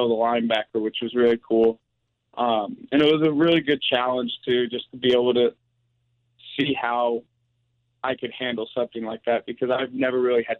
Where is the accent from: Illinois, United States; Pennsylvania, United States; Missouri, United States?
Missouri, United States; play in my home state